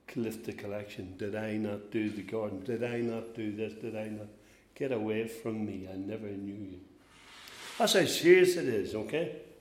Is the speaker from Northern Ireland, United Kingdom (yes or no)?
yes; Northern Ireland, United Kingdom; We're from Northern Ireland